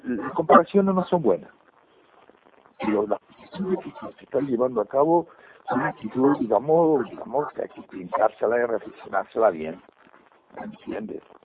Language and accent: Spanish; Canary Islands, Spain; cada rincón de mi tierra, en el pueblo canario